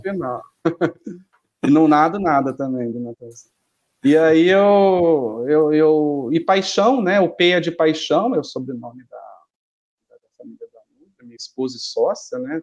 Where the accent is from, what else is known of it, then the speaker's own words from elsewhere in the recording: Ribeirão Preto, São Paulo, Brazil; also born or lived in Americana; eu nasci em Ribeirão, sempre fiquei aqui, sempre morei com os meus pais, nunca tinha saído de casa para nada